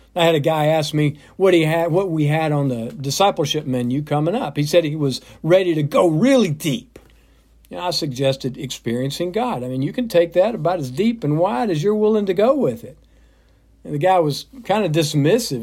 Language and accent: English; south of Atlanta, Georgia, United States; When I was growing up, my mom took my brothers and sister and me to church. First Baptist in my hometown, south of Atlanta